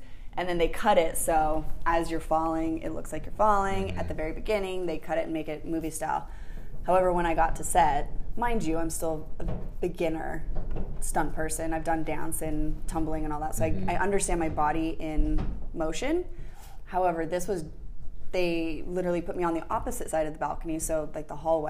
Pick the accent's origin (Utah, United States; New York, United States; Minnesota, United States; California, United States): Utah, United States; Park City; also born or lived in Santa Barbara / Los Angeles; now in San Diego, United States; So San Diego has been my home twice. I moved originally from Park City to Santa Barbara.